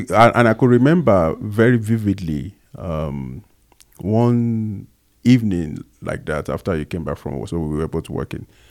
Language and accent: English; Agege, Lagos, Nigeria; accent: Nigerian; moved away as an adult; now in South Africa; I was born in, um, Lagos Island specifically, and at some point we moved to Agege. So I grew up, uh, in Agege